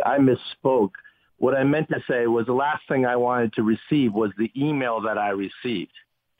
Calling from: Haiti; Yes, I'm calling you from Haiti.

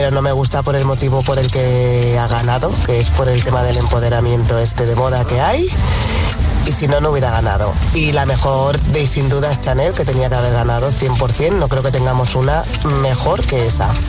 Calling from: Valencia, Valencian Community, Spain; de Valencia.

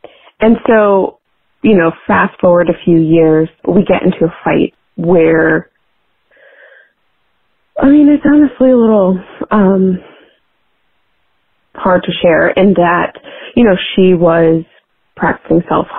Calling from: Washington, District of Columbia, United States; I'm calling in from Washington, D.C.

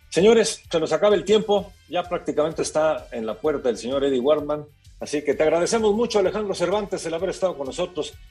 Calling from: Irapuato, Guanajuato, Mexico; de Irapuato, Guanajuato.

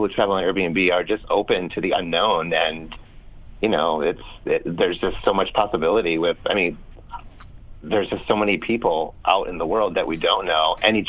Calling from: San Francisco, California, United States; From San Francisco, California.

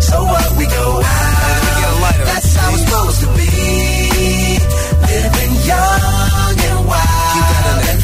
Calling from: Ontinyent, Valencian Community, Spain; de Ontiñén, Valencia.

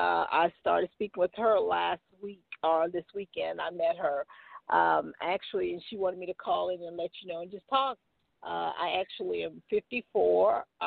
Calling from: Macon, Georgia, United States; I'm calling you from Macon, Georgia.

